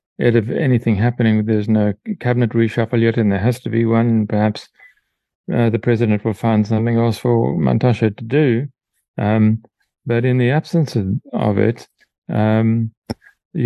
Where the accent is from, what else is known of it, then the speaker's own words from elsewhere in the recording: Mthatha, Eastern Cape, South Africa; I grew up in Mthatha in Transkei, as a kid in the 50s, we had our own power station